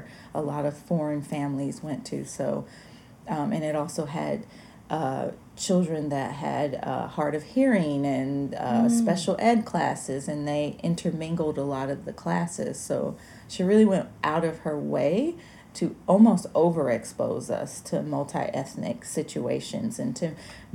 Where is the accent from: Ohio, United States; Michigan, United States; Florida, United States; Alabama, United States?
Alabama, United States; I grew up in Alabama